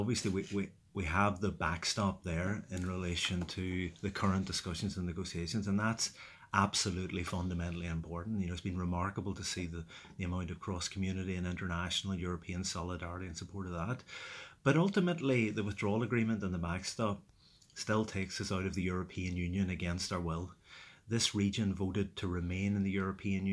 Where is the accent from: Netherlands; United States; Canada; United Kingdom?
United Kingdom; Derry, Northern Ireland; growing up in Derry in the 70s and 80s, you know, very much lived through the conflict